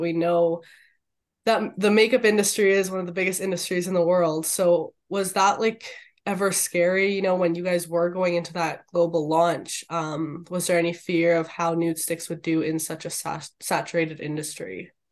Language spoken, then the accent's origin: English; Canada; being Canadian